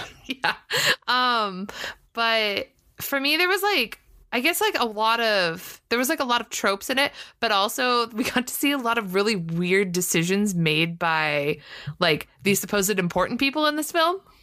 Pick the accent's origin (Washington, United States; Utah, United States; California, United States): California, United States; Southern; I'm from Southern California. Uh, so I grew up with Disney in my backyard